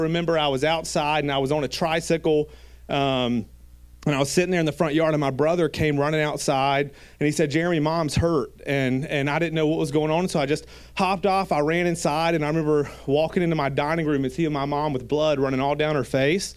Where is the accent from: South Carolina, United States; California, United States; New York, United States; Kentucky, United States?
South Carolina, United States; Gilbert; I grew up in Gilbert, South Carolina